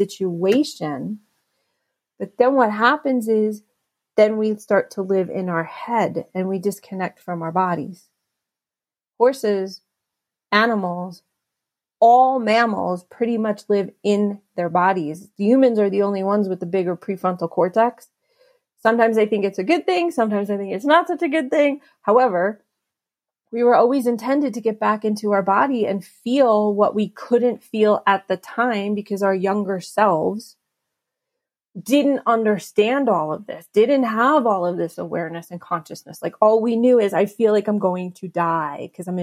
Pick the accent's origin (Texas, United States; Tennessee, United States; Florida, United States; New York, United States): New York, United States; New York City; I was born in Albert Einstein Hospital in the Bronx